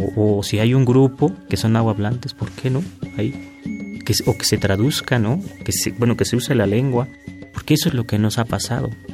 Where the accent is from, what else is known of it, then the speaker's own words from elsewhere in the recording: Huasteca, Mexico; now in Mexico City, Mexico; vivencias del campo, de donde soy, de la Huasteca